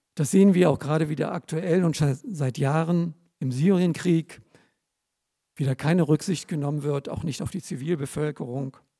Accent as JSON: {"language": "German", "country": "Germany", "said": "als Deutsche ohne Migrationshintergrund"}